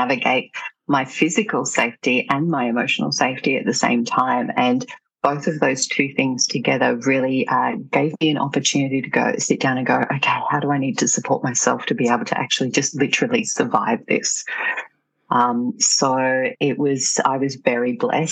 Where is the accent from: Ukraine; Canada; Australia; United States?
Australia; landed back in my hometown